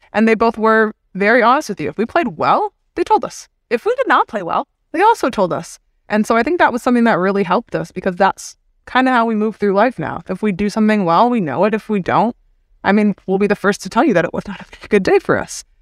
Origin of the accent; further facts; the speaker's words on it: Hamilton, Ontario, Canada; as a kid growing up in Canada